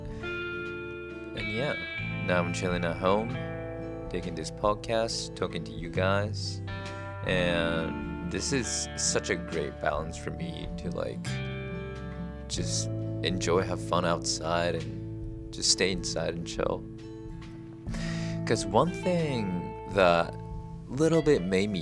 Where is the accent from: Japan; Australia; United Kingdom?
Japan; moved away; I grew up in Japan, and here is totally different